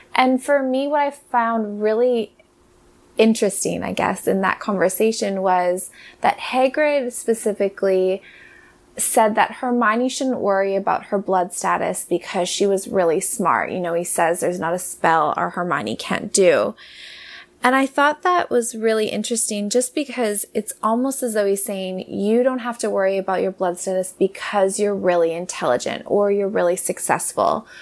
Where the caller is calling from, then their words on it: Cardiff, California, United States; I'm calling from Cardiff in California